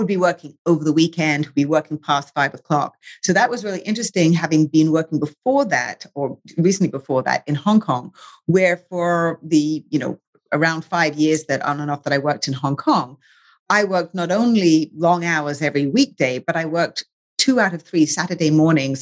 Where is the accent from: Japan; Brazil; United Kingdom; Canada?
United Kingdom; England; moved away as an adult; I grew up in England. I am British and American now.